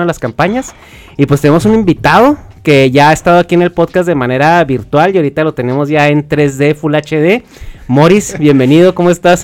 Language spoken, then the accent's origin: Spanish; Chihuahua, Mexico; nosotros somos de Chihuahua